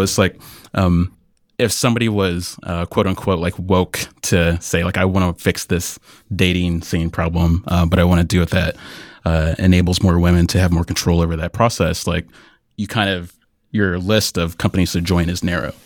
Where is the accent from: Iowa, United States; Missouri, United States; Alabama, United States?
Iowa, United States; I grew up in Iowa